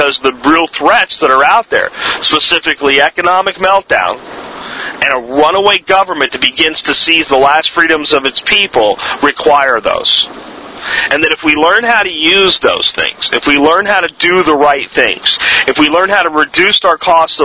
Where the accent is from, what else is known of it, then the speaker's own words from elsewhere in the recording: United States; as Americans